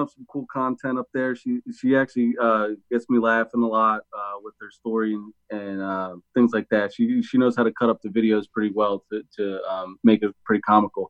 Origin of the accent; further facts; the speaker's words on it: outside of Philadelphia, Pennsylvania, United States; I grew up outside of Philadelphia